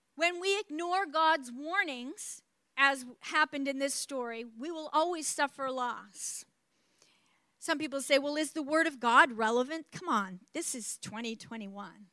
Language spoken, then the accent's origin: English; New Brunswick, Canada; I grew up in New Brunswick, Canada, the East Coast, and that's up borders on the state of Maine